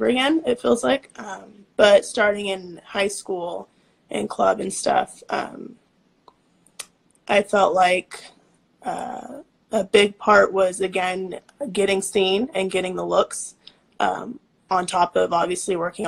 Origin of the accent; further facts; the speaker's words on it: Bakersfield, California, United States; also born or lived in San Jose, California; We're from Bakersfield, California. That's where I'm at right now